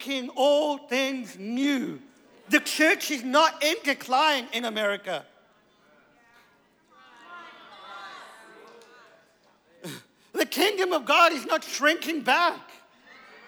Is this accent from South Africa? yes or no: yes; South Africa; I'm from South Africa.